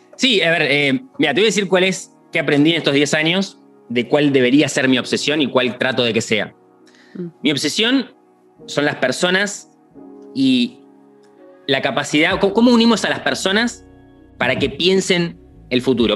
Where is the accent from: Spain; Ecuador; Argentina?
Argentina; yo como argentino